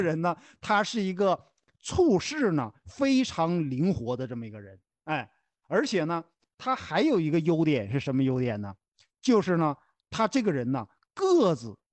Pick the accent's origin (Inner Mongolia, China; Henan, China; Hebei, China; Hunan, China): Henan, China; 咱们都是河南人